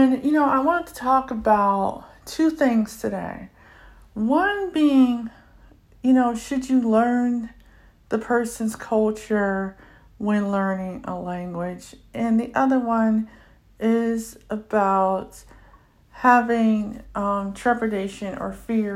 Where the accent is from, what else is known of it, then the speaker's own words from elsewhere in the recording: United States; first language English; I'm African American, I'm 44 years old, I'm visually impaired, and I get tongue-tied when speaking my own language, which is English.